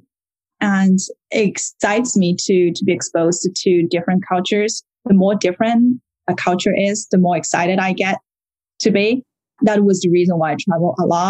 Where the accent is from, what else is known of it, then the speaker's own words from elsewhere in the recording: Shanghai, China; moved away as an adult; also born or lived in Paris, France; I was born in Shanghai, China, and I finished my bachelor degree earlier and moved to Paris in France